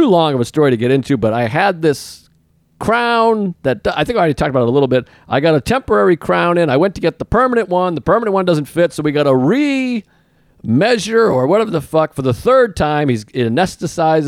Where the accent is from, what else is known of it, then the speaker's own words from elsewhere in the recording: Boston, Massachusetts, United States; I'm from Boston